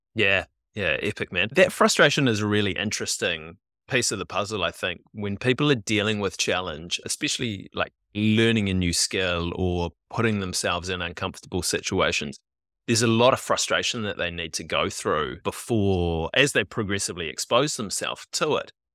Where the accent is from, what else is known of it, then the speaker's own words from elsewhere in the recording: New Zealand; we're kids who grew up in the, in the eighties and nineties here in New Zealand